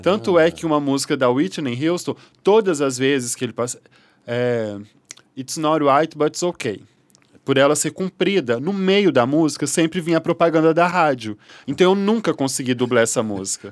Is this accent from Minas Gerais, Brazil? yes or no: yes; Belo Horizonte, Minas Gerais, Brazil; moved away as an adult; now in Rio de Janeiro, Brazil; Eu sou mineira, de Belo Horizonte